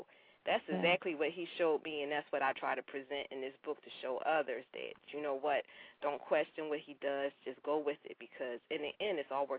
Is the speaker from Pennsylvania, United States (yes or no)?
yes; Philadelphia, Pennsylvania, United States; now in Atlanta, United States; I'm originally from Philadelphia. And as Tanya said, I now live here in the Atlanta area.